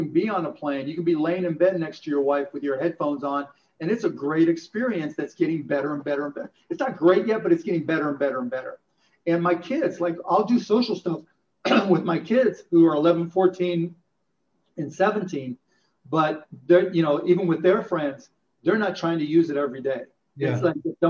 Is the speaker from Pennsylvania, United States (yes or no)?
yes; Pittsburgh, Pennsylvania, United States; I grew up in Pittsburgh